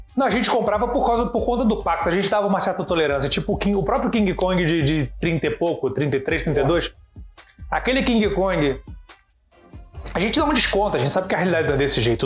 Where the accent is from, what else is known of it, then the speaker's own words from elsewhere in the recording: Rio de Janeiro, Brazil; eu cresci no Caxambi, o grande cinema que tinha era o Imperator